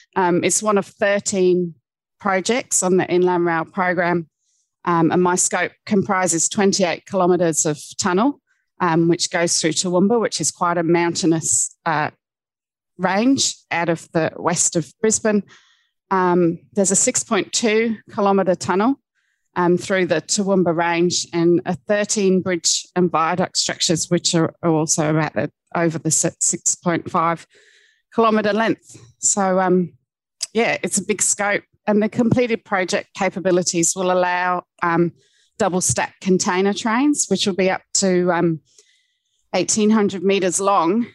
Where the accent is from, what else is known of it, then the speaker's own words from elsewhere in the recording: Cornwall, South West England, United Kingdom; I grew up in Cornwall